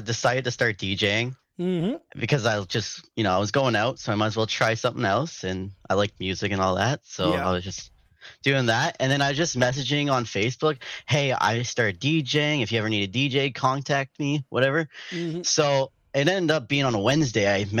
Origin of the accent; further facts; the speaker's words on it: Ottawa, Ontario, Canada; I was actually born and raised in Ottawa. I've been living in Ottawa